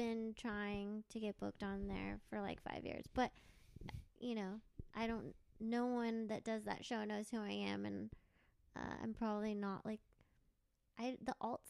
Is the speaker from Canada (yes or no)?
no; Los Angeles, California, United States; I grew up in Los Angeles.